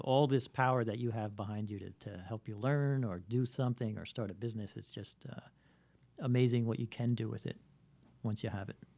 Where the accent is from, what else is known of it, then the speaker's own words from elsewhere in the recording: New York City, New York, United States; I grew up in Bayside